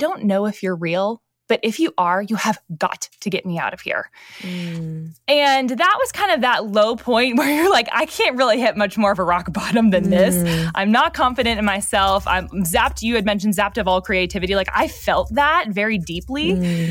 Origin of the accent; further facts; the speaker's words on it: Northeast, United States; I grew up in the Northeast, which is very different than the South.